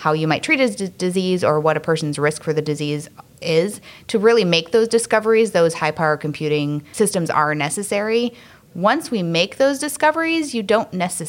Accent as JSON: {"language": "English", "region": "Wisconsin", "country": "United States", "tie": "born or raised there", "said": "I grew up in Wisconsin"}